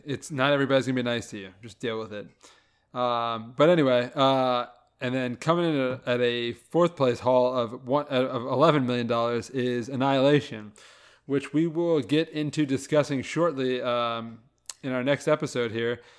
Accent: Louisiana, United States; moved away; also born or lived in Ohio; we grew up in Louisiana

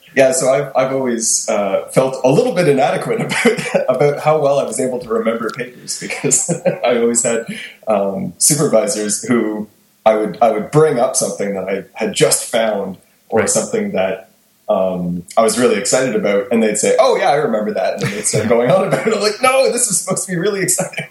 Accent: Kingston, Ontario, Canada; moved away; So I'm originally from Kingston

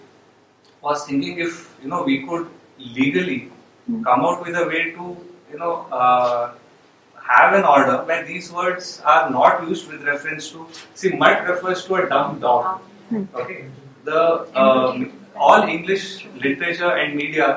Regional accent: Pune, Maharashtra, India; now in Bangalore, India; I'm originally from Pune, but a doctor based in Bangalore right now

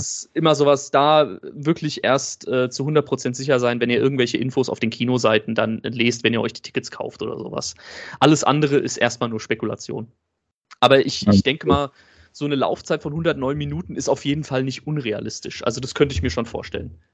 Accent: Germany; bei uns in Deutschland

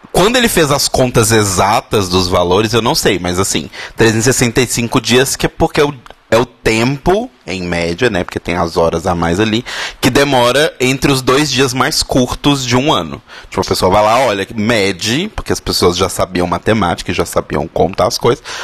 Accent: Belo Horizonte, Minas Gerais, Brazil; now in São Paulo, Brazil; sou de BH, caso você não tenha reparado meu sotaque

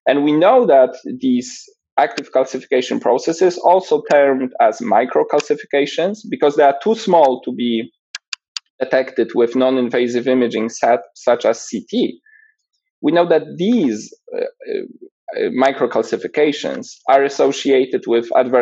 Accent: Poland; moved away as an adult; also born or lived in Edinburgh / Los Angeles; I was born and raised in Poland

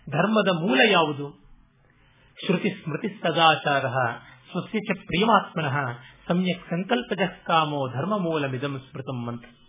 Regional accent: Kannadiga, Karnataka, India; ನಾವು ಕನ್ನಡಿಗರೆಲ್ಲ

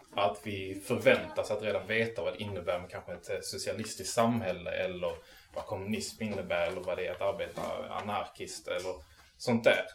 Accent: Malmö, Skåne, Sweden; also born or lived in Arlöv; jag är från Malmö. Jag är uppväxt i eh, Arlöv och Rosengård

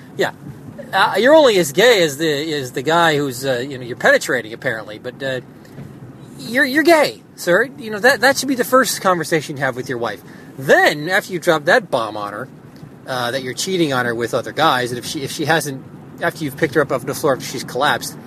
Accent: United States; I'm an American. That's what I am. I was born here.

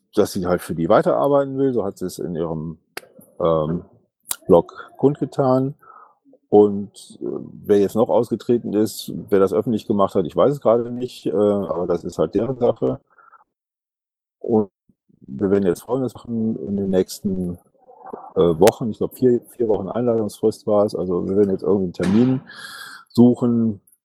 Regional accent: Ratingen, North Rhine-Westphalia, Germany; also born or lived in Düsseldorf; ich bin Düsseldorfer bzw. Ratinger

